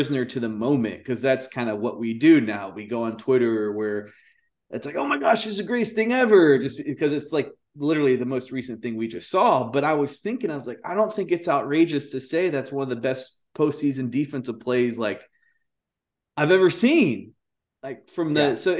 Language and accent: English; Austin, Texas, United States; my hometown of Austin, Texas.